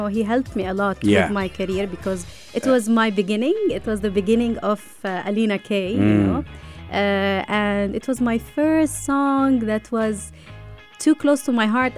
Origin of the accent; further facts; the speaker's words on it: Lebanon; also born or lived in Romania; I was born in Romania. And when I came back to Lebanon, I was very young. I was like almost 2-3 years old.